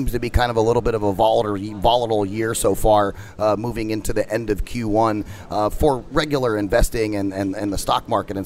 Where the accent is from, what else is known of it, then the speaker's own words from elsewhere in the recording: Phoenix, Arizona, United States; I'm from Phoenix and travel back and forth from Phoenix to L.A. quite often